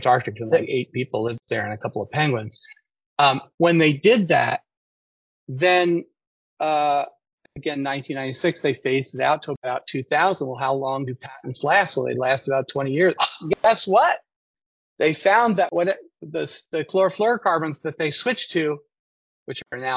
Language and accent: English; United States; I'm an American